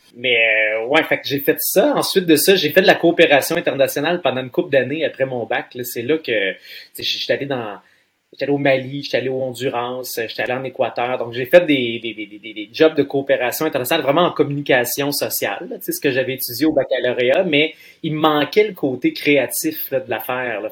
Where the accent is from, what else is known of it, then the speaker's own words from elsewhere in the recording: Trois-Rivières, Quebec, Canada; j'étais un petit gars de Trois-Rivières